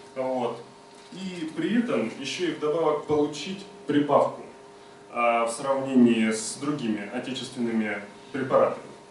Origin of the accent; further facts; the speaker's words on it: Rostov Oblast, Russia; мы сами из Ростовской области